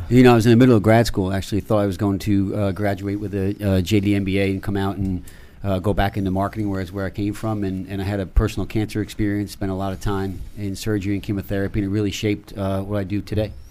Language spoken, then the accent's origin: English; Newburgh, New York, United States; I grew up in Newburgh, New York, which is in the Hudson Valley